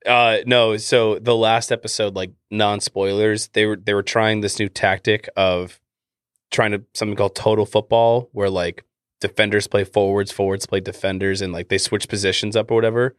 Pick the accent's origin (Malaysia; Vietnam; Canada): Canada; accent: Canadian; my Canadian accent